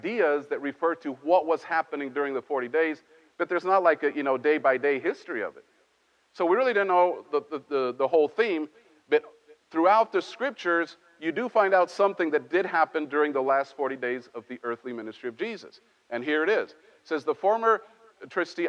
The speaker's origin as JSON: {"language": "English", "country": "Mexico", "tie": "born or raised there", "moved": "yes", "said": "I grew up in Mexico"}